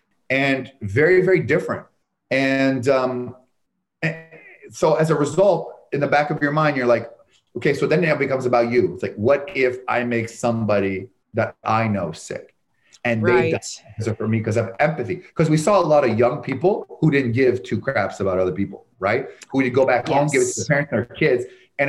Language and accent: English; Canada; now in United States; And, I came from the United States, from Canada, the United States with $974 because I saw one of those light infomercial, how you get rich in real estate.